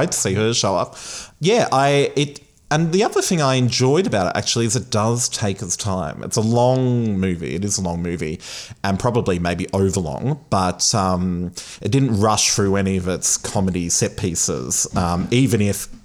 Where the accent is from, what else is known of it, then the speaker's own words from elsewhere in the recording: Australia; as an Australian